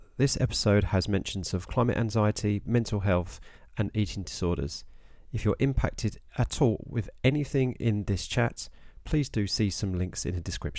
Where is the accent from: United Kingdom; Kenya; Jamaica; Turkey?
United Kingdom; Harlow, East of England; Yeah, I'm from Harlow in Essex, but my dad's from the eastern of London, so I'm kind of like Cockney Essex hybrid.